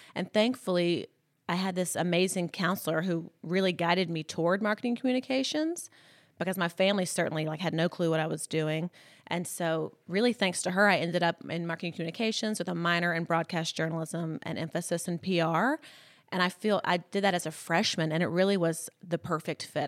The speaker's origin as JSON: {"language": "English", "town": "Columbus", "region": "Mississippi", "country": "United States", "tie": "born or raised there", "also_born_or_lived": "Birmingham, Alabama / Los Angeles", "moved": "as an adult", "said": "I grew up in Columbus, Mississippi, so it's, like, northeast Mississippi"}